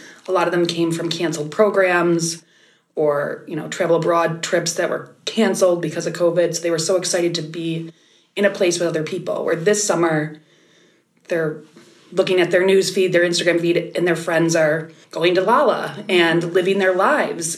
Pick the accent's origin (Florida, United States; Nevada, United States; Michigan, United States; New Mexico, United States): Michigan, United States; now in Gurnee, United States; I live in Gurnee, Illinois, from Michigan originally.